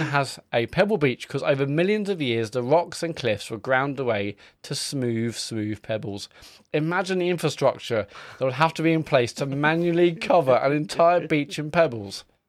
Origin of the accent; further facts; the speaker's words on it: Stratford-upon-Avon, West Midlands, United Kingdom; my hometown of Stratford upon Avon